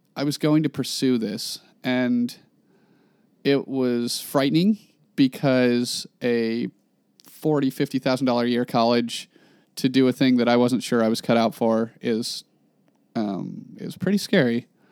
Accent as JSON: {"language": "English", "town": "Klamath Falls", "region": "Oregon", "country": "United States", "tie": "born or raised there", "moved": "as an adult", "said": "I'm from Klamath Falls, Oregon."}